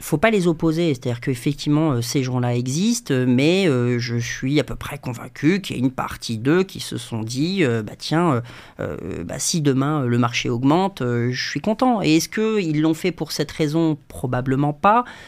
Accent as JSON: {"language": "French", "country": "Djibouti", "tie": "born or raised there", "also_born_or_lived": "London / Bordeaux", "moved": "as an adult", "said": "je suis né à, je Djibouti, en Afrique de l'Est, entre l'Éthiopie, l'Érythrée, euh, la Somalie. J'ai grandi 18 euh, ans"}